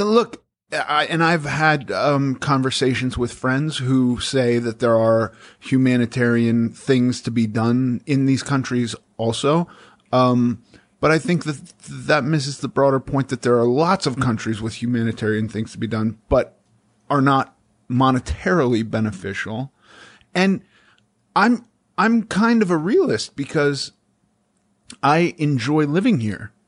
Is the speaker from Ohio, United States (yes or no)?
no; Los Angeles, California, United States; I grew up in Los Angeles around a lot of, uh, left people